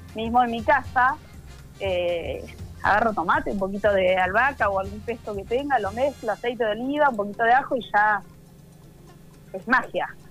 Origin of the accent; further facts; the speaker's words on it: Argentina; nosotros como argentinos